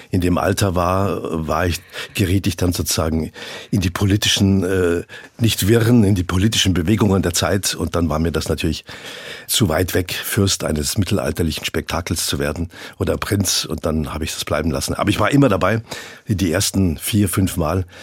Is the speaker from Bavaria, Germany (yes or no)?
yes; Landshut, Bavaria, Germany; Ja, gut, ich bin Niederbayer, aus der Hauptstadt von Niederbayern, Landshut.